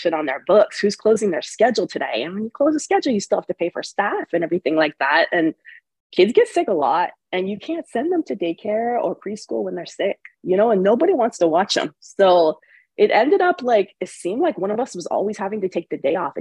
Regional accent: Bay Area, California, United States; also born or lived in Connecticut; I'm originally from the Bay Area, California.

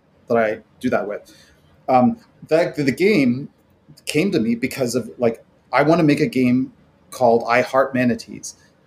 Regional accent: Florida, United States; I grew up around Florida and I have an unapologetic, problematic love of Florida.

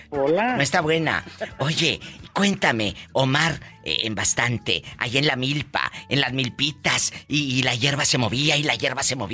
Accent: Zapopan, Jalisco, Mexico; yo soy de Zapopan, Jalisco.

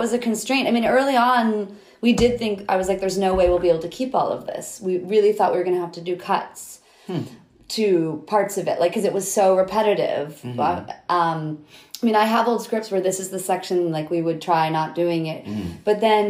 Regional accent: New Hampshire, United States; New Hampshire.

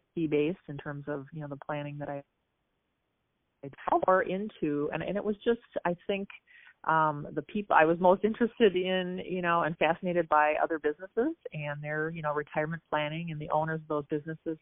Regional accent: Apple Valley / Burnsville, Minnesota, United States; I grew up um, just south of Minneapolis in Minnesota, in the suburbs, Apple Valley, uh, Burnsville, that area.

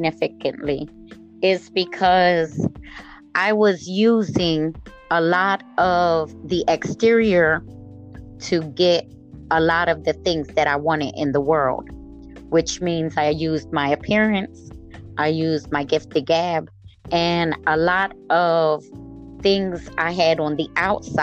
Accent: Camden, New Jersey, United States; I grew up in the city of Camden, New Jersey

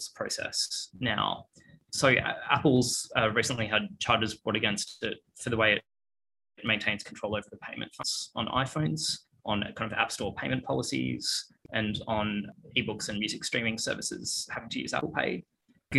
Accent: Australia; moved away as an adult; also born or lived in Melbourne / United States; now in London, United Kingdom; As you can probably hear from my voice, I'm Australian

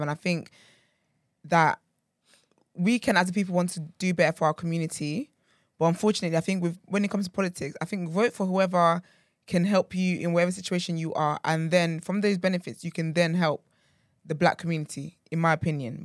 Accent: Nigeria; I'm, I'm proudly Nigerian

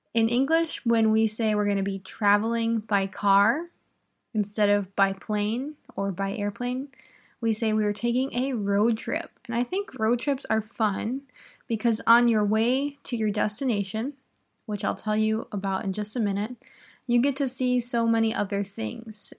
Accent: Midwest, United States; I'm from the Midwest and we mainly have corn and cattle

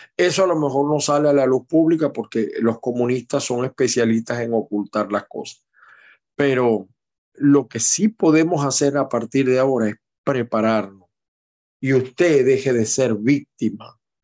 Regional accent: Aragua, Venezuela; moved away; yo soy del Estado Aragua

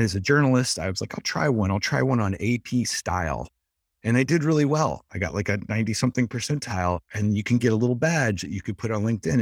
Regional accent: Dayton, Ohio, United States; I'm from Dayton, Ohio

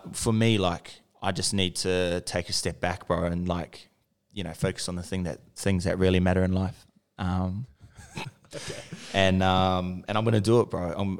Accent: Auckland, New Zealand; moved away; And like I'm from South Auckland as well

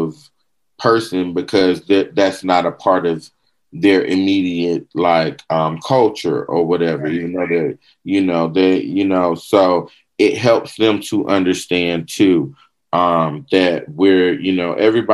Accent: the South, United States; we're from the South

